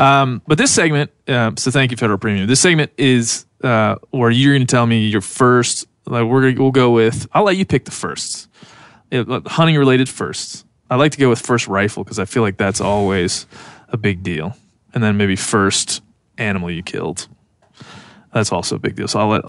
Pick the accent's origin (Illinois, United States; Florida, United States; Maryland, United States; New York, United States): Maryland, United States; Western; moved away; I grew up in Western Maryland. Basically, I mean, we could walk to the Pennsylvania border